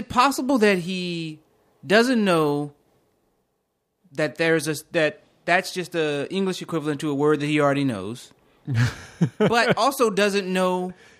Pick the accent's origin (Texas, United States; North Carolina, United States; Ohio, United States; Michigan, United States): North Carolina, United States; Eden; North Carolina. Yeah. I describe it as Dillon, North Carolina.